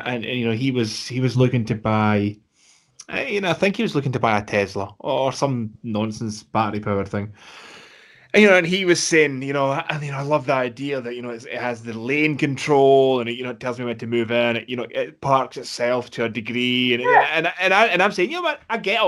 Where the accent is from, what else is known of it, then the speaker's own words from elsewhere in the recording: Scotland, United Kingdom; we grew up in Scotland